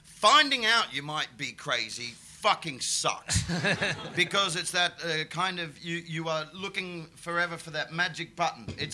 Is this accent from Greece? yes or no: no; Perth, Western Australia, Australia; moved away as an adult; now in England; we were gigging together in Perth, my hometown, in a lawn bowls club